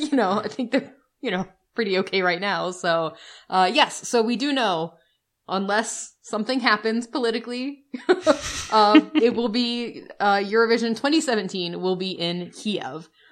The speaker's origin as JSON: {"language": "English", "country": "United States", "said": "We're the American couple"}